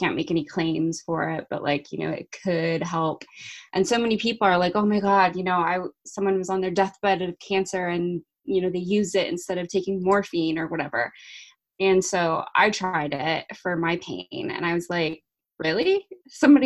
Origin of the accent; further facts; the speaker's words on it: California, United States; now in England; I grew up in California